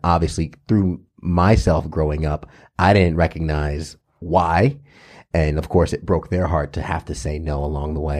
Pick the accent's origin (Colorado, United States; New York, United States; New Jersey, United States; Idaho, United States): New York, United States; I was subject to this growing up in in um, elementary and Catholic school and and uh, in New York